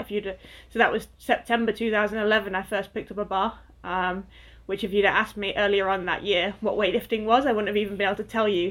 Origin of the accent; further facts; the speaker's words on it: Lancashire, North West England, United Kingdom; I grew up in the northwest, so I grew up in Lancashire